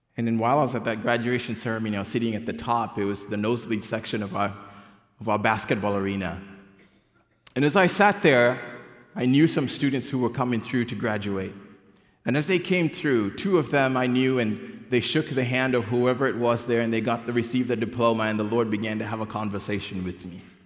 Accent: Kenya; moved away; I was born and raised in Kenya

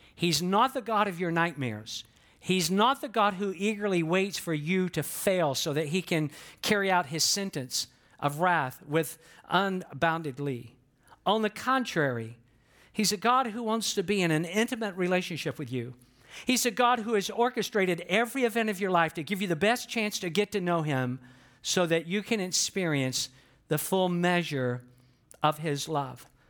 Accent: the South, United States; moved away; that I was born and raised in the South just based on how I talk

